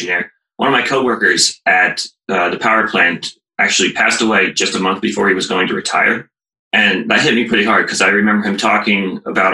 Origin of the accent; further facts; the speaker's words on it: Columbus, Ohio, United States; I grew up in Columbus. I went to Ohio State. I moved away for a job after college, but I'm back now